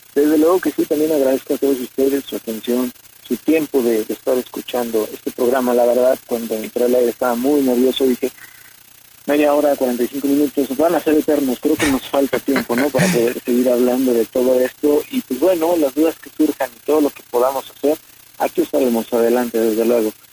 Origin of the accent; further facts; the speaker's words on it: Mexico; nosotros como mexicanos